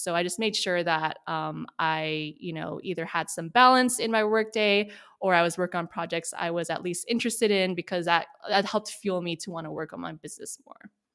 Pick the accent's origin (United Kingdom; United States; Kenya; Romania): United States; Sacramento, California; now in San Francisco, United States; I grew up in Sacramento, California, so Northern California